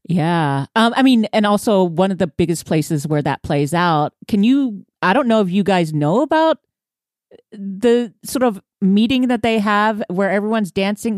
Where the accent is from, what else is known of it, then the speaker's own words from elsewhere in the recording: Houston, Texas, United States; I'm from Houston